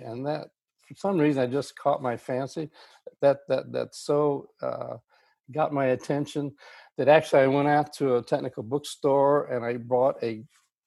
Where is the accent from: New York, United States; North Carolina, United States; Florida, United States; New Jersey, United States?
Florida, United States; Miami; now in Austin, United States; I started out in Miami, Florida in my high school days